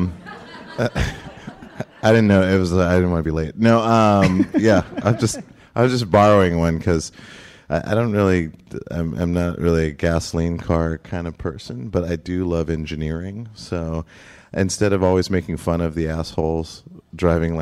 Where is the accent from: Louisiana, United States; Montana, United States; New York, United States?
Montana, United States; Great Falls; growing up in Great Falls, Montana